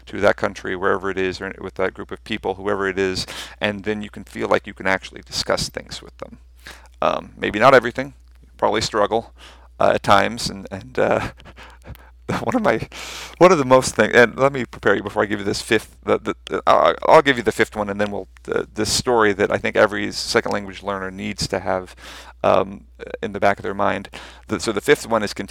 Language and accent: English; United States; accent: American; first language English; My American accent is messing up my Dutch